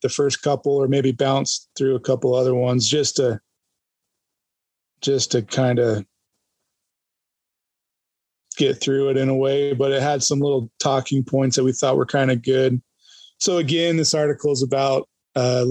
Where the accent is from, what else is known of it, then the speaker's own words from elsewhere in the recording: Idaho, United States; growing up in Idaho and hunting Idaho